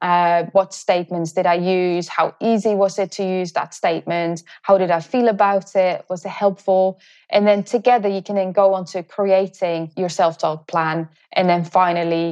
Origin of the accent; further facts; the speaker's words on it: Netherlands; moved away; I'm originally from the Netherlands